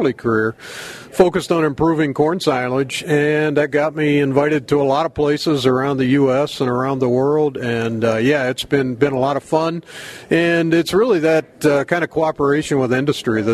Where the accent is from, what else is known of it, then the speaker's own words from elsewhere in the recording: Pennsylvania, United States; moved away as an adult; also born or lived in Maryland; now in Wisconsin, United States; I grew up on the East Coast in Pennsylvania